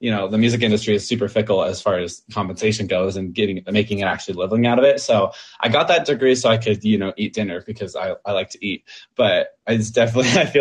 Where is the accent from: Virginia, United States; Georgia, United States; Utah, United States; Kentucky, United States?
Utah, United States; I was born and raised in Mormon, Utah. So just in suburbia out here.